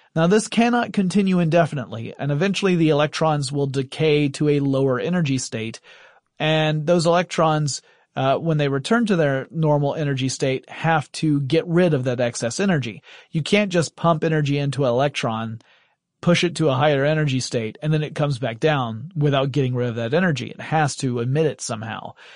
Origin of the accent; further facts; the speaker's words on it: Deep South, United States; since I'm from the Deep South in the United States